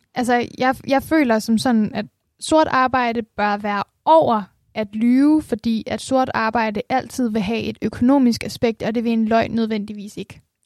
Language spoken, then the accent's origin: Danish; Denmark